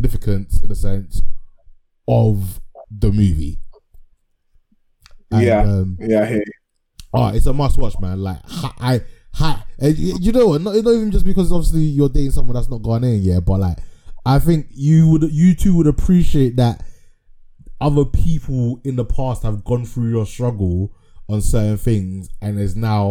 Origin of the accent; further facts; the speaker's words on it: Ghana; I'm Ghanaian